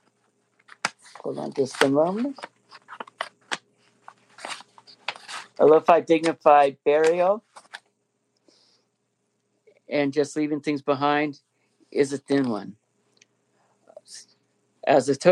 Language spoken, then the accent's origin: English; Inland Empire, California, United States; us from the Inland Empire